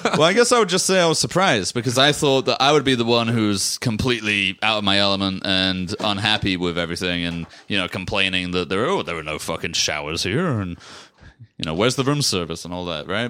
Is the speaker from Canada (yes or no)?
no; England, United Kingdom; moved away as an adult; now in United States; I grew up in England